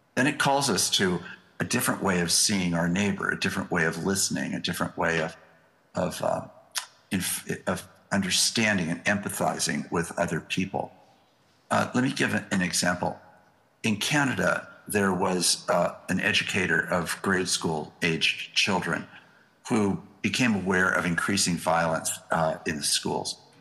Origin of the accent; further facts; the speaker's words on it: United States; as an American